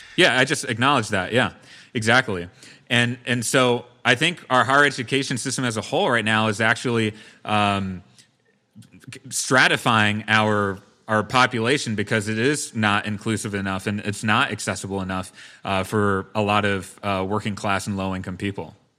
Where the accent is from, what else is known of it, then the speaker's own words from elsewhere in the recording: Brookfield, Wisconsin, United States; my hometown of Brookfield